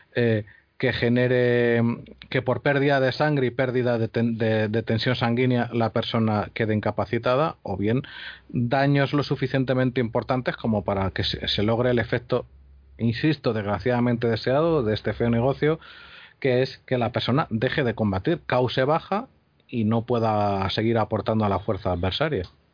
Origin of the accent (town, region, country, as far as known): Spain